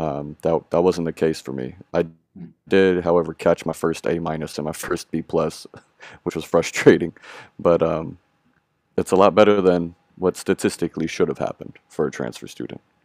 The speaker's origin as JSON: {"language": "English", "area": "Bay Area", "region": "California", "country": "United States", "tie": "born or raised there", "said": "I am 28 years old and I grew up in the Bay Area in California"}